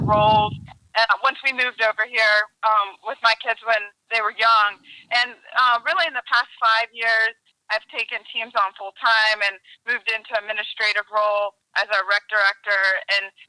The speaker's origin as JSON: {"language": "English", "region": "Maryland", "country": "United States", "also_born_or_lived": "North Carolina", "moved": "yes", "lives_now": "Louisiana, United States", "said": "I'm originally from Maryland, and I kept moving my way down south"}